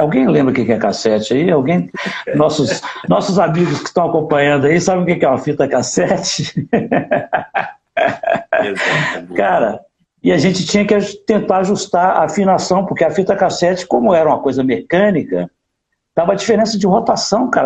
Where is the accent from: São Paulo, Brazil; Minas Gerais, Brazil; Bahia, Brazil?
Minas Gerais, Brazil; Divinópolis; moved away; also born or lived in Rio de Janeiro; nasci numa cidade do interior de Minas, eu nasci em Divinópolis